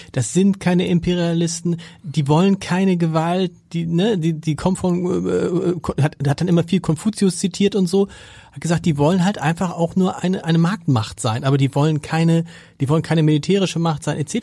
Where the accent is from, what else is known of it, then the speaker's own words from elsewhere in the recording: Hamburg, Germany; wir kommen beide aus Hamburg